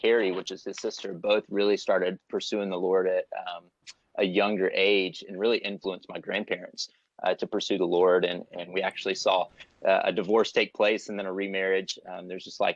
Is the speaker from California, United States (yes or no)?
no; Warner Robins, Georgia, United States; also born or lived in Florida; I was raised in Warner Robins, Georgia. So I'm from Middle Georgia and grew up there pretty much most of my life